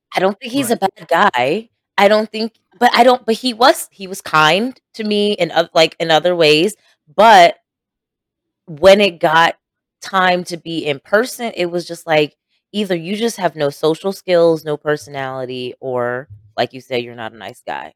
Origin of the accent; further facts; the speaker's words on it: Jamaica; we are both Jamaican